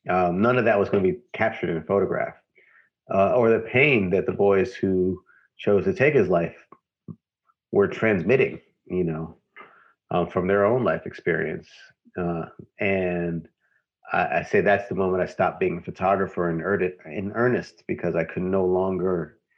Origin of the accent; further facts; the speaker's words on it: St. Louis, Missouri, United States; Growing up in St. Louis